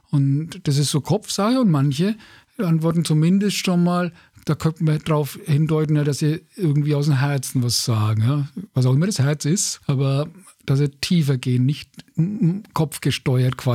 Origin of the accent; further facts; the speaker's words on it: Bavaria, Germany; Ne, als Franke kann man dann, sagt